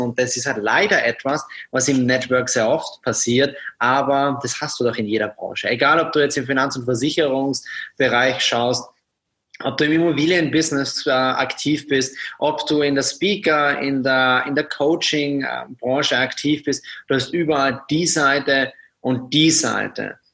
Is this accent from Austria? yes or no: yes; Austria; moved away as an adult; now in Germany; Aufgewachsen bin ich in Österreich